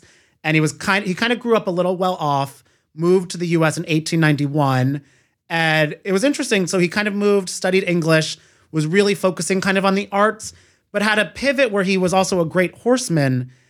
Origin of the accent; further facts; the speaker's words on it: Ireland; I'm Irish, so I feel like it does track for a lot of our Irish people.